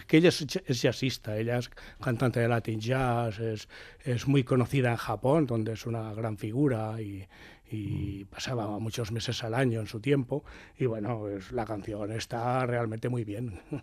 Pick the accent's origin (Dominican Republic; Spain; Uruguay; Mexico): Spain; Barcelona, Catalonia; yo soy del barrio de la Sara Familia, mis padres se casaron en la Sara Familia, a mí me bautizaron en la Sara Familia